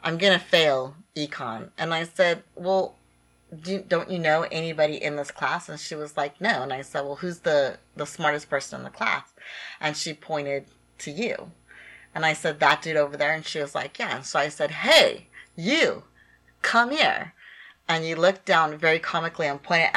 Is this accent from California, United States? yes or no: yes; California, United States; me growing up in California